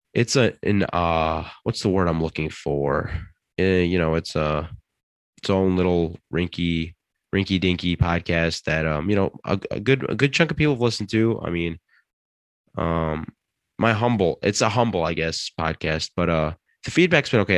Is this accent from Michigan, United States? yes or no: yes; Detroit, Michigan, United States; now in East Lansing, United States; I'm from the Metro Detroit area. I'm currently in East Lansing